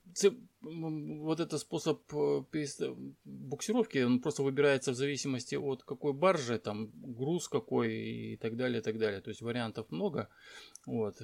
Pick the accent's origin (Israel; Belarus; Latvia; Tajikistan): Tajikistan; Dushanbe; also born or lived in Blagoveshchensk, Amur Oblast; now in Russian Far East, Russia; Родился, кстати, это я родился в Душамбе, город такой есть Душамбе, это Таджикистан